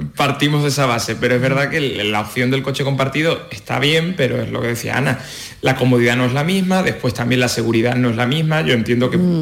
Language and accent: Spanish; Cádiz, Andalusia, Spain; now in Madrid, Spain; yo que soy de Cádiz